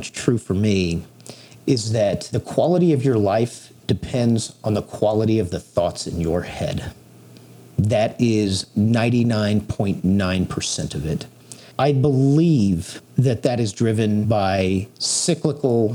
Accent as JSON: {"language": "English", "region": "Texas", "country": "United States", "tie": "born or raised there", "said": "I was born and raised here in Texas"}